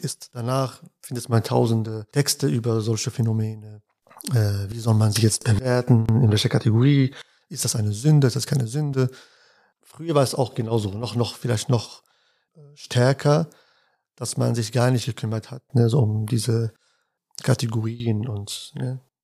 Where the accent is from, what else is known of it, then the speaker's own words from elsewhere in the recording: Casablanca, Casablanca-Settat, Morocco; now in Münster, Germany; Ich bin in Casablanca aufgewachsen, also ich bin in Casablanca geboren und dort aufgewachsen